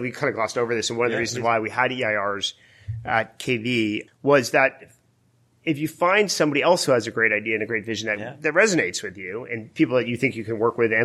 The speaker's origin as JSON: {"language": "English", "region": "East Coast", "country": "United States", "tie": "born or raised there", "moved": "as an adult", "lives_now": "California, United States", "said": "I grew up on the East Coast where nobody's mellow."}